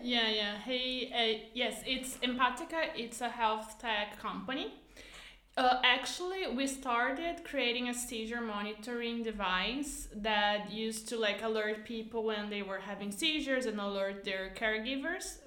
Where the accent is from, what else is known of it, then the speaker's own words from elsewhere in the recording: Canoas, Rio Grande do Sul, Brazil; English is a second language; moved away; I'm from Canoas, so it's like even a smaller city uh, directly from Porto Alegre